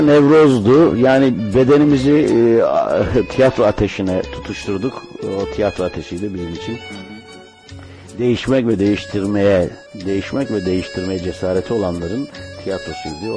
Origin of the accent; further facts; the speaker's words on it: Ankara, Turkey; moved away as an adult; now in Istanbul, Turkey; Ankara'da dünyaya geldim.